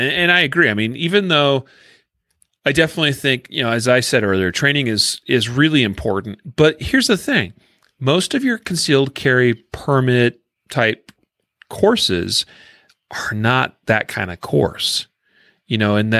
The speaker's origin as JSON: {"language": "English", "region": "Idaho", "country": "United States", "tie": "born or raised there", "said": "I remember when Idaho passed their constitutional carry law, and since that's my home state, you know, where I grew up, I got a lot of family and friends there"}